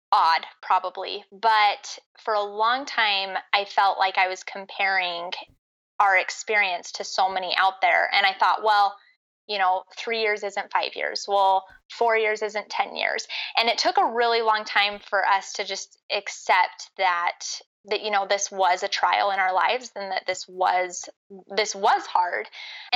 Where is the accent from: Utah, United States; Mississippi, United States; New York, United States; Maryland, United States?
Utah, United States; I grew up in Utah County, and I've lived in Utah pretty much my whole life.